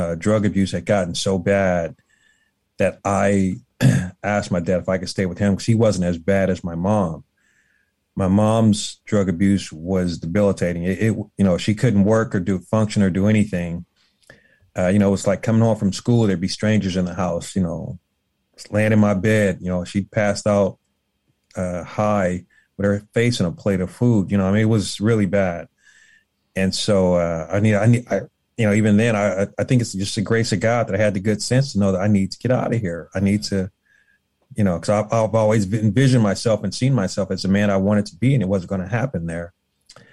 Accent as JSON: {"language": "English", "town": "Los Angeles", "region": "California", "country": "United States", "tie": "born or raised there", "said": "growing up in South Central Los Angeles, you know, I lived in an area that they call the jungle"}